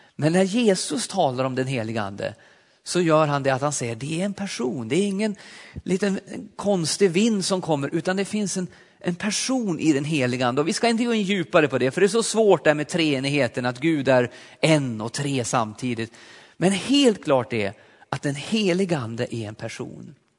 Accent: Alsen, Jämtland, Sweden; moved away; also born or lived in Östersund / Forshaga; Jag är uppvuxen uppe i Jämtland i en liten pingstförsamling i Alsen

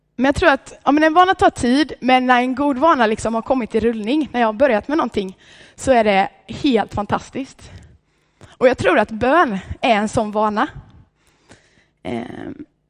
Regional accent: Vallshult, Sweden; hemma i Vallshult där jag kommer ifrån

